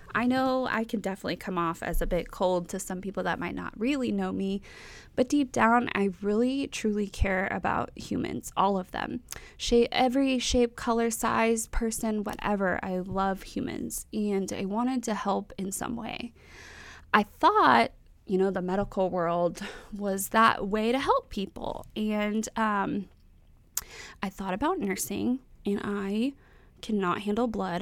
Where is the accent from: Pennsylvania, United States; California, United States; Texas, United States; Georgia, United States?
Texas, United States; North; moved away as an adult; now in Florida, United States; I was, I was born and raised in Texas, and, um, that's where I grew up